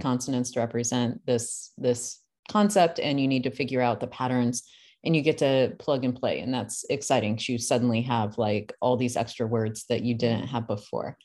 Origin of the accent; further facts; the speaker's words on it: United States; I'm an American